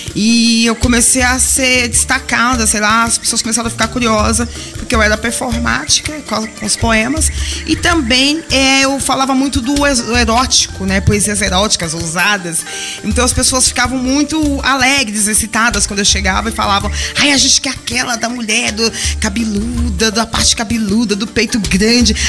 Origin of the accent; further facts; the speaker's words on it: Belo Horizonte, Minas Gerais, Brazil; also born or lived in Leopoldina, Minas Gerais; now in São Paulo, Brazil; Eu nasci em Leopoldina, em Minas Gerais. Fui criada em BH desde os dois anos de idade. E vim para São Paulo nos anos 80